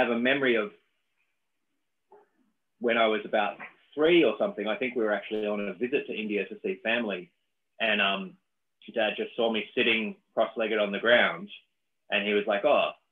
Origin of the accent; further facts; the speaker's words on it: Dunedin, Otago, New Zealand; moved away; also born or lived in Australia; I grew up in South Island, New Zealand, a town called Dunedin